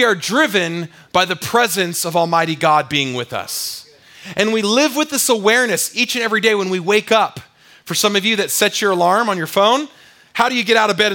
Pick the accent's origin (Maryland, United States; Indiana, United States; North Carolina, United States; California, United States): California, United States; now in Utah, United States; I'm from California.